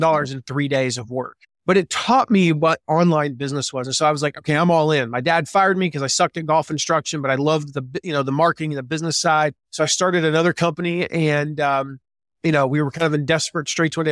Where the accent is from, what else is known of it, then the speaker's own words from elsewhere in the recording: the South, United States; moved away as an adult; now in Fort Wayne, United States; I grew up in the South. I grew up in the nice, warm weather mostly